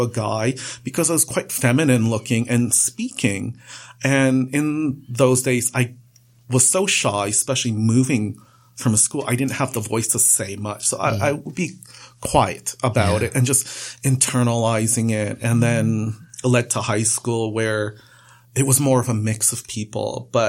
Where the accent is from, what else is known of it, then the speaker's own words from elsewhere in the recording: Trinidad & Tobago; now in Canada; I'm not from Pakistan. I'm from Trinidad. And you know, it's just prejudging as well. You know, Trinidad is such a mix of cultures and ethnic backgrounds all meshed together.